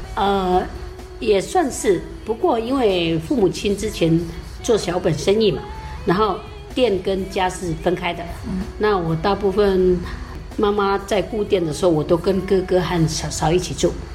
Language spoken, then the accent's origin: Chinese; Jianshi, Hsinchu County, Taiwan; 从小就在玉峰村长大，那么也常常有听到老人家都用主语对话